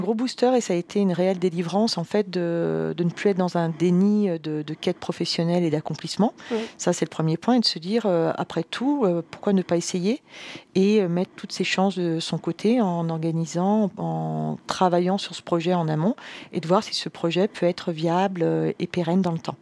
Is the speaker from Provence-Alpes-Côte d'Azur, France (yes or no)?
no; Savoy, Auvergne-Rhône-Alpes, France; Je suis savoyarde d'origine